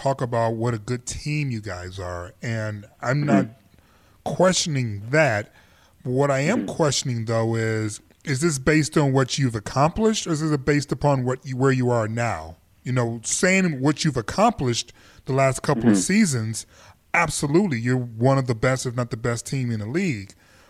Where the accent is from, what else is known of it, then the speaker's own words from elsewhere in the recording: Canada; How dare you look at my passport and assume as a Canadian I wouldn't know Will Smith?